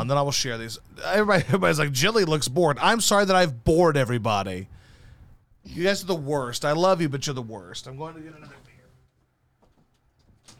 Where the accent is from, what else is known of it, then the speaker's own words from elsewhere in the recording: Baton Rouge, Louisiana, United States; also born or lived in Missouri / Arkansas; I went to fifth grade in Baton Rouge